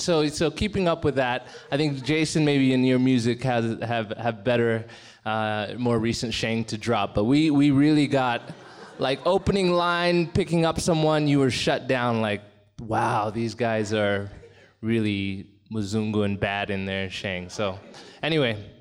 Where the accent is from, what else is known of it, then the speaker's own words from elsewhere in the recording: Nairobi, Kenya; first language English; also born or lived in Kijabe; I was born in Ken, in Nairobi